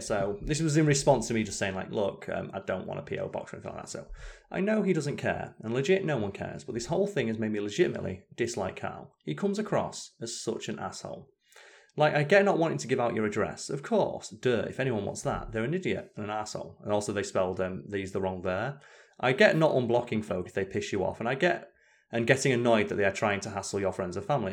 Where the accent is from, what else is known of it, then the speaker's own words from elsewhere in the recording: United Kingdom; I'm British